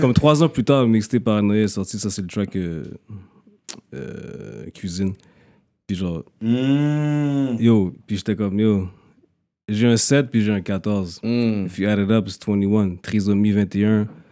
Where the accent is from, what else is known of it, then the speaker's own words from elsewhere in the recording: Montreal, Quebec, Canada; j'ai grandi un peu partout dans le, genre, up-town, un peu plateau, mais c'est comme, honnêtement, j'ai comme by the age of, like, j'ai, j'ai déménagé, je pense, comme sept, huit fois là-dedans